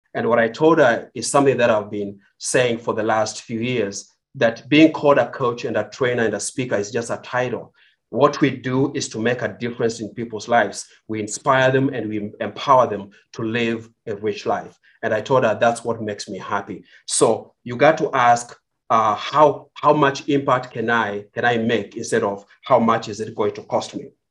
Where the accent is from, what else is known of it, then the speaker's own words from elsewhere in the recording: Kenya; moved away as an adult; now in United States; I was born in Kenya. I grew up in Kenya